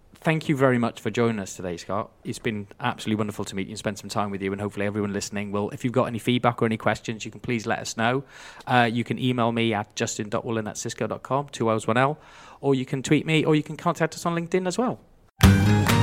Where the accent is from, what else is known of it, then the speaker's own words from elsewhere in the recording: Wales, United Kingdom; being a Welshman